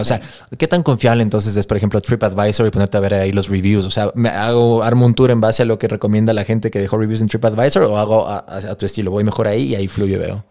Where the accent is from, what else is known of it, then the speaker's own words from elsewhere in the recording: Ecuador; moved away as an adult; also born or lived in Los Angeles, United States; somos algunos ecuatorianos